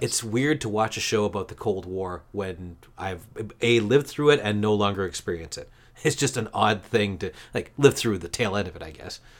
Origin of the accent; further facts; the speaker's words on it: Canada; as a Canadian